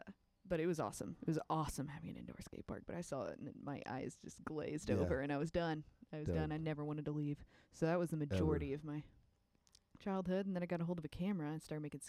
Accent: Whitehouse, Texas, United States; now in Austin, United States; I grew up in East Texas. Where? White House, Texas.

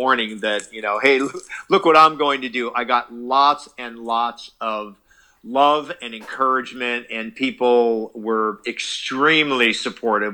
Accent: Carlsbad, California, United States; born or raised there

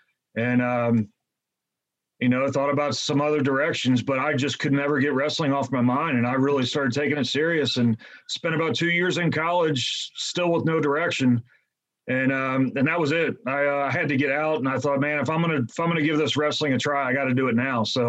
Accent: Cincinnati, Ohio, United States; I'm from the Cincinnati area.

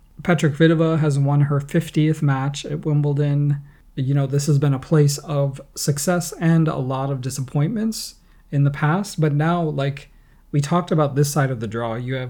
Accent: United States; I'm American.

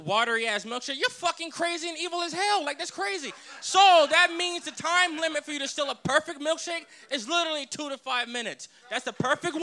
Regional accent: the South, United States; I'm from the South, so we respect food a lot.

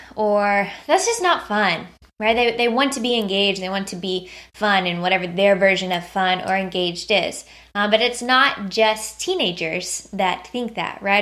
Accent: United States; as an American

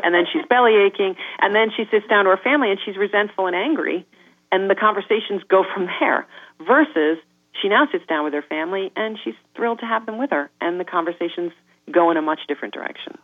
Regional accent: New York, United States; I am a New Yorker

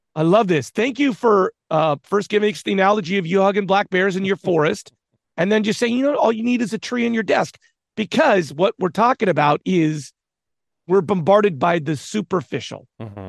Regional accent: Southern California, United States; I grew up in Southern California, so I grew up going to Disneyland.

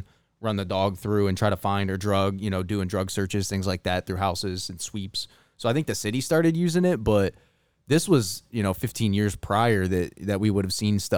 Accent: Ohio, United States; When I grew up in Ohio, there used to be an old folks home across the street called the Pithing Home.

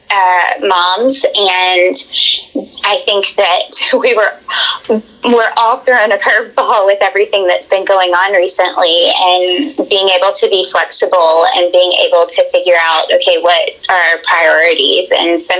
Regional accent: Tennessee, United States; also born or lived in Alabama; born and raised in Tennessee. I lived part of my time in Alabama with my dad growing up.

